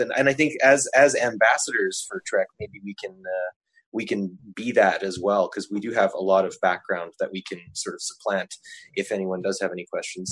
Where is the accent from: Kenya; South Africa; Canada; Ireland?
Canada; I'm a Canadian